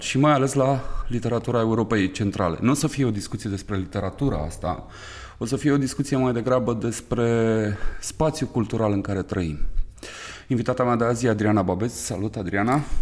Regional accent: Bucharest, Romania; care sunt născut și crescut în București

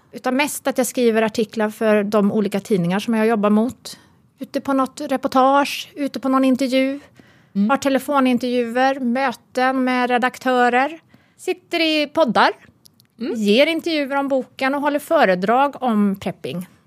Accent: Uddevalla, Västra Götaland, Sweden; moved away; jag är uppvuxen i Uddevalla

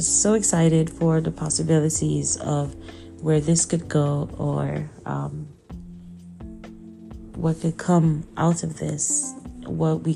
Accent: Abia, Nigeria; moved away as an adult; now in United States; I'm from Abia State, Nigeria. I grew up in Nigeria, stayed there my whole life until I moved to the U.S. for college

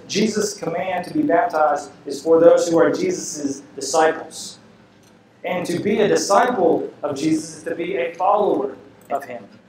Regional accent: the Bible Belt, United States; growing up in the Bible Belt

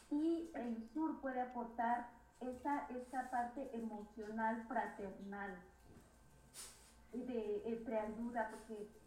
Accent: Mexico; moved away

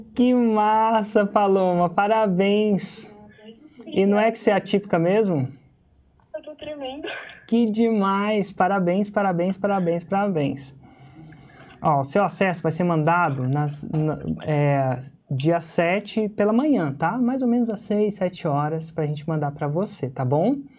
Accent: Indaiatuba, São Paulo, Brazil; Eu sou de Indaiatuba, interior de São Paulo

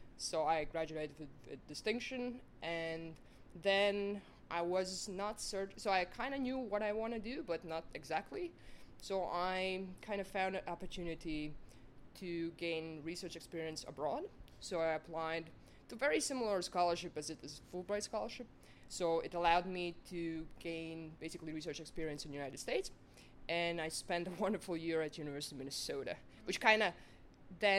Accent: Latvia; moved away as an adult; now in Otago, New Zealand; I'm originally from Latvia

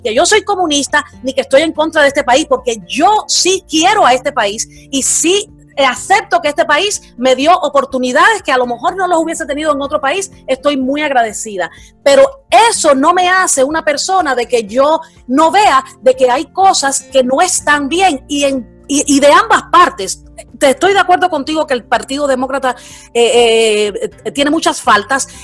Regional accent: Cuba; now in United States; yo soy cubana americana

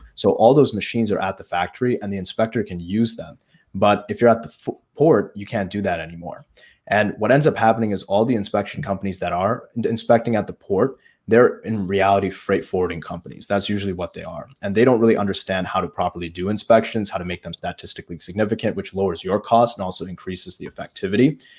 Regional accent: Chesterton, Indiana, United States; a foot doctor here in Chesterton. That's my hometown. and, it's in Indiana

